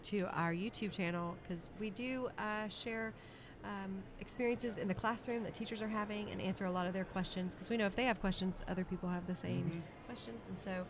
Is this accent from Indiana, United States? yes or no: no; Texas, United States; because we are from Texas, so we don't know everyone here.